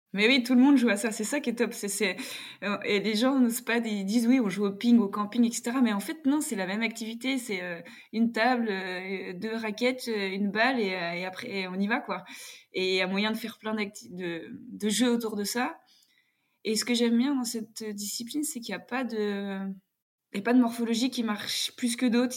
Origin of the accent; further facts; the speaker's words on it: Jura, Bourgogne-Franche-Comté, France; also born or lived in Paris region; je suis née en région parisienne, mais j'ai grandi dans le, dans le Jura.